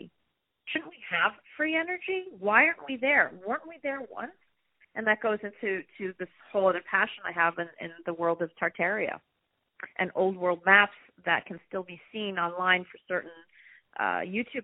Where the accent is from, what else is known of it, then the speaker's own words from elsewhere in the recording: New York City, New York, United States; I grew up in Manhattan